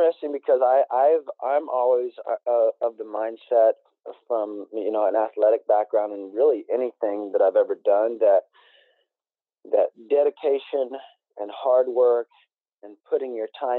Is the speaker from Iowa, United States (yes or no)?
no; Emporia, Kansas, United States; moved away as an adult; also born or lived in Venice Beach, California; I transferred from Kansas State back to my hometown of Emporia